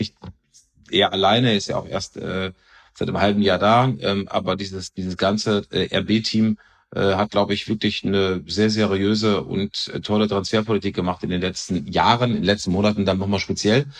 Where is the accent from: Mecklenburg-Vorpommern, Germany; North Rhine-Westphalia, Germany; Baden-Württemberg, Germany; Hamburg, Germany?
North Rhine-Westphalia, Germany; Cologne; als Kölner